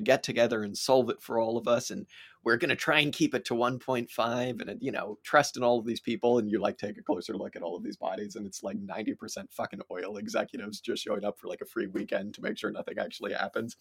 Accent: United States; as an American

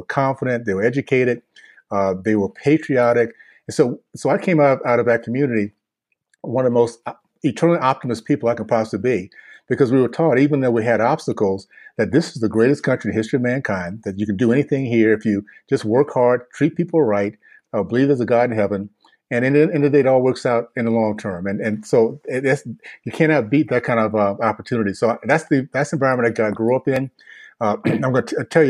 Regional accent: Tallahassee, Florida, United States; moved away as an adult; now in Utah, United States; I grew up in the Deep South in the 60s in Tallahassee, Florida

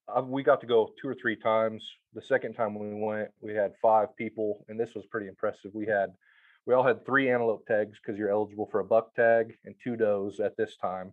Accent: Plains, Montana, United States; moved away as an adult; also born or lived in Eastern Washington / California; now in Kansas, United States; I grew up in Western Montana. No, you're fine. About an hour west of Missoula, a little town called Plains

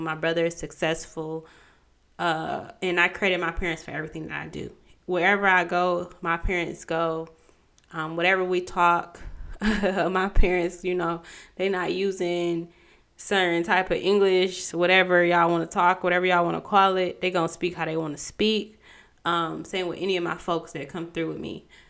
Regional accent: Pontiac, Michigan, United States; I'm from Pontiac.

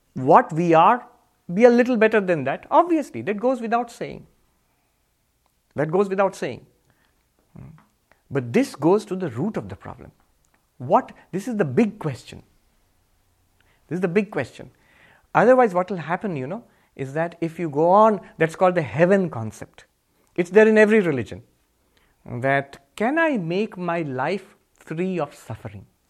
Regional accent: India; I'm Indian

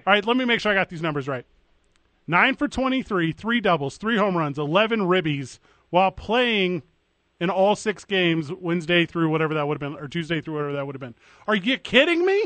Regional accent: St. Louis, Missouri, United States; That's my hometown, my hometown baseball

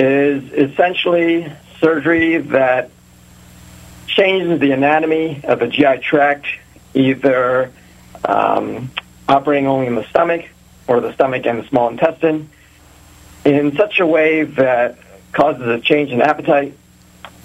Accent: Reading, Pennsylvania, United States; also born or lived in Philadelphia / Pittsburgh / New York City; I'm actually somewhat of a local guy. I grew up in Reading

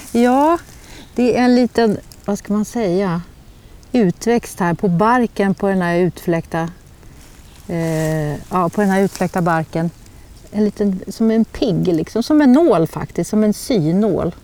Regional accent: Dalarna County, Sweden; jag har ju alltid gått i skogen, även som barn uppe i Dalarna

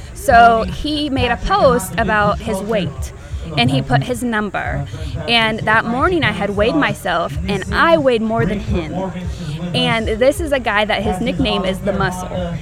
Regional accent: Oregon, United States; also born or lived in California; now in Tennessee, United States; I'm from Oregon and then I moved to California and then I moved to Tennessee.

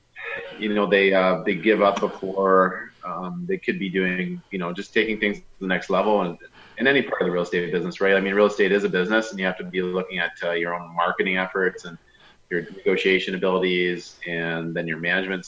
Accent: Sarnia, Ontario, Canada; I'm born and raised in Sarnia, Ontario

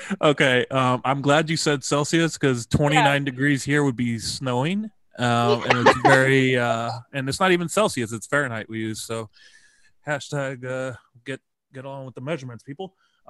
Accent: United States; First off, I'm American. I'm used to being hated.

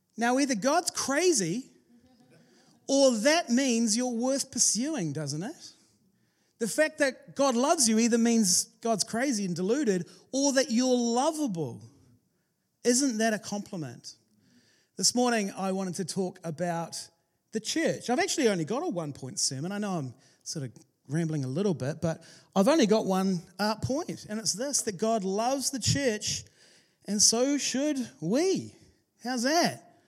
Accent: New Zealand; we're from New Zealand.

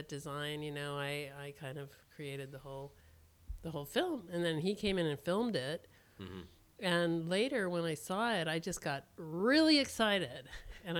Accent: Berkeley, California, United States; I grew up in Berkeley

